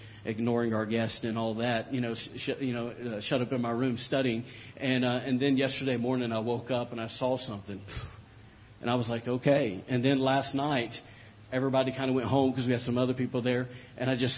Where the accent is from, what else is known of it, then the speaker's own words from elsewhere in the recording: the South, United States; I'm from the South